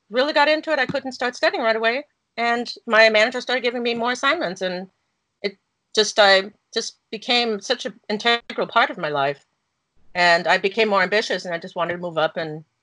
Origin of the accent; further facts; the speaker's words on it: Germany; English is a second language; moved away as an adult; now in United States; I was born and raised in Germany, but I'm German American. My mom's American